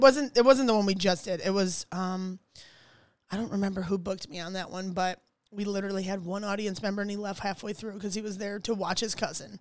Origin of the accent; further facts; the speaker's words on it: Ohio, United States; moved away; I'm from Ohio